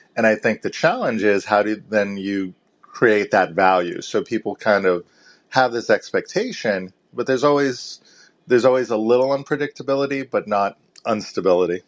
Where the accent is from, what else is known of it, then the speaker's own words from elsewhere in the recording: Boston, Massachusetts, United States; I'm from Boston and I'm in, uh, the I T recruitment space